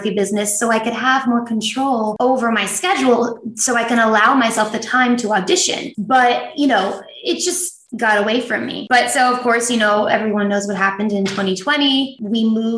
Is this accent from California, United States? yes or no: no; New Jersey, United States; I grew up in New Jersey